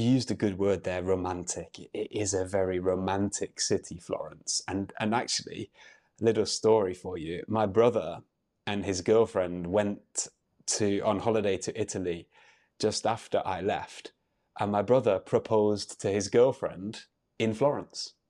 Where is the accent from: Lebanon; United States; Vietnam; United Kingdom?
United Kingdom; I'm an English teacher from the U K